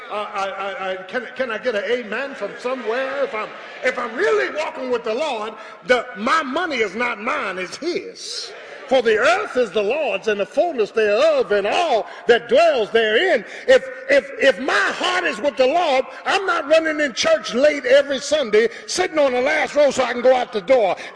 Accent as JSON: {"language": "English", "town": "Philadelphia", "region": "Pennsylvania", "country": "United States", "tie": "born or raised there", "said": "I'm from the hood, man. Born and bred in South Philly."}